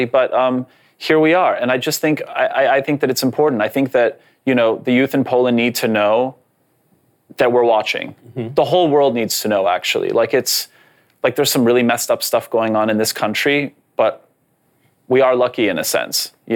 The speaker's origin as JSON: {"language": "English", "country": "Canada", "tie": "born or raised there", "first_language": "Polish", "second_language": "English", "said": "I was born in Canada, but I was raised very Polish, it was my first language"}